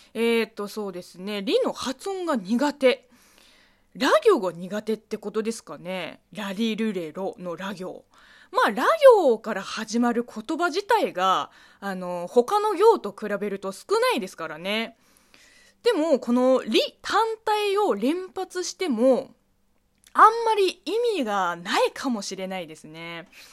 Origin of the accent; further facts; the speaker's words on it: China; Japanese is a second language; moved away; 中国生まれ中国育ちの私